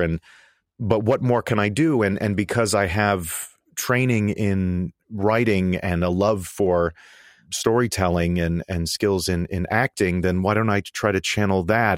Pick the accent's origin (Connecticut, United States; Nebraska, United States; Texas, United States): Connecticut, United States; now in New York City, United States; I grew up in Connecticut and, uh, and only about thirty minutes from, uh, from Newtown